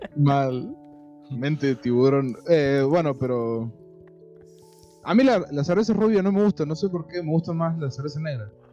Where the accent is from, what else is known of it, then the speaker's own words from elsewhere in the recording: Córdoba, Argentina; somos de Córdoba capital